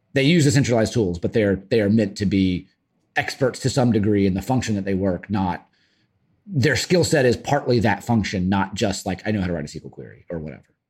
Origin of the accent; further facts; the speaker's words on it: the South, United States; now in Brooklyn, United States; I am from the South.